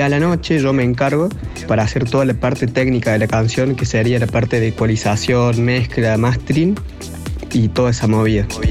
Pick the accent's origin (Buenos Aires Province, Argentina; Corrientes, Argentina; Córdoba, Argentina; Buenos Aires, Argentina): Córdoba, Argentina; soy de Córdoba, tengo 20 años